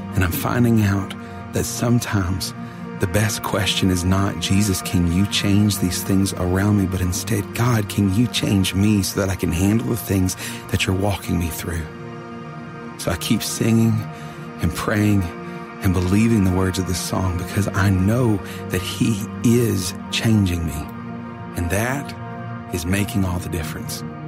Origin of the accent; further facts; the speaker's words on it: hometown hit by Hurricane Harvey, Texas, United States; my hometown